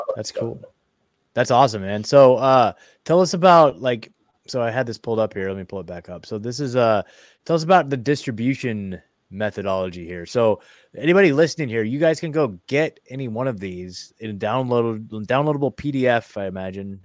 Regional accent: Oregon, United States; I'm from Oregon

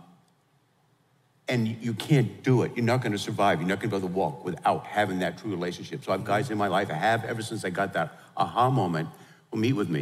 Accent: New York, United States; we're from New York, I grew up in the whole deal

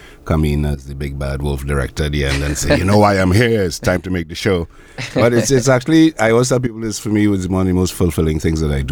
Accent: Belmont, Port of Spain, Trinidad & Tobago; I was born in Belmont

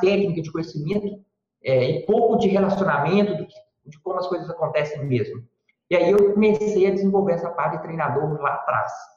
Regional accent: Sete Lagoas, Minas Gerais, Brazil; eu sou mineiro, natural de Sete Lagoas, Minas Gerais

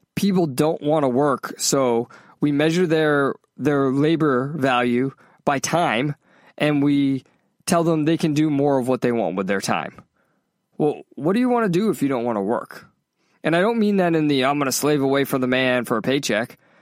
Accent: New England, United States; moved away as an adult; also born or lived in Worcester, Massachusetts / South Carolina; now in Los Angeles, United States; I grew up in New England

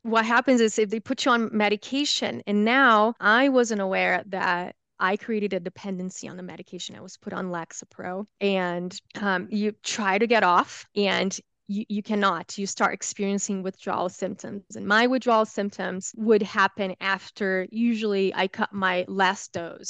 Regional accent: Brazil; English is a second language; moved away as an adult; also born or lived in United States; now in Salt Lake City, United States; I was born and raised, I lived in Brazil until I was twenty years old, um, when I moved to the United States

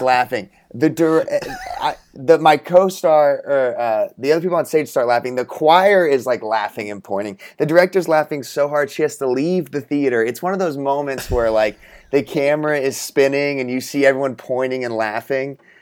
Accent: Texas, United States; I grew up in Texas

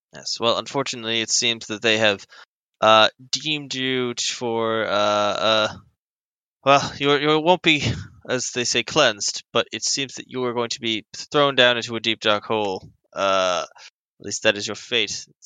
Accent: United States; I'm American

